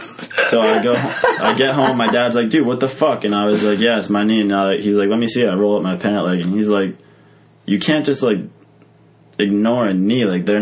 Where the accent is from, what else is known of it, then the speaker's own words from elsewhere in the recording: Massachusetts, United States; We're from Massachusetts.